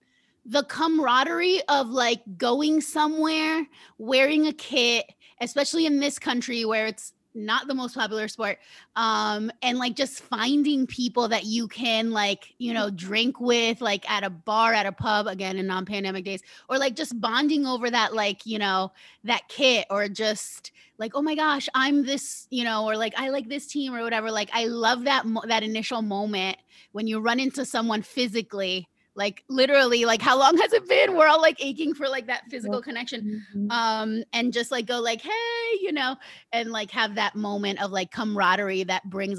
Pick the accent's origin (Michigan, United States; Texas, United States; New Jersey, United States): New Jersey, United States; So with that being said, when the New Jersey Housewives, because I'm from Jersey, I was like, all right, I have to watch The Housewives